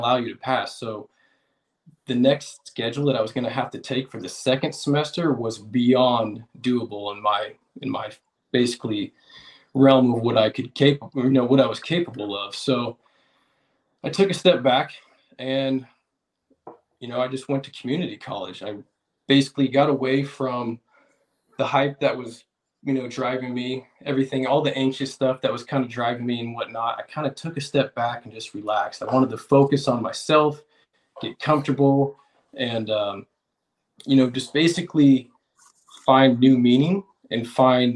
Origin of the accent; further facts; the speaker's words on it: Vacaville, California, United States; I'm from Vacaville, California